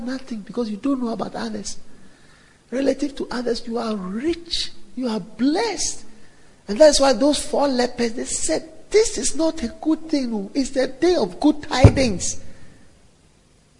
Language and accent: English; Ghana; I am a Ghanaian from Ghana